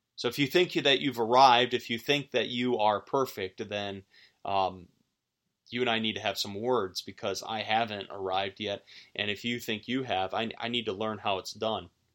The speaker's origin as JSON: {"language": "English", "area": "outside of Buffalo", "region": "New York", "country": "United States", "tie": "born or raised there", "moved": "yes", "said": "in my home high school district where I grew up outside of Buffalo"}